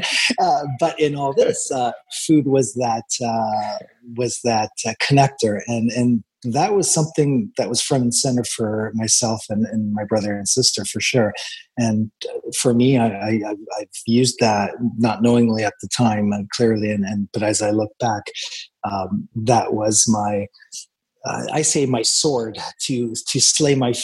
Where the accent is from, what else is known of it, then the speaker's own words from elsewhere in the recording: Toronto, Ontario, Canada; We grew up in Scarborough in the 70s